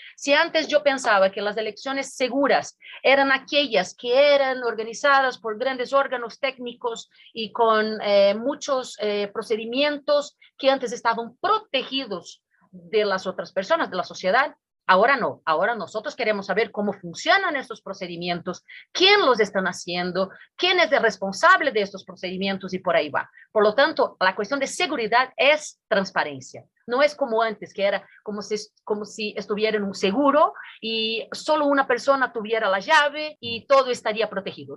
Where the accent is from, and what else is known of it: Brazil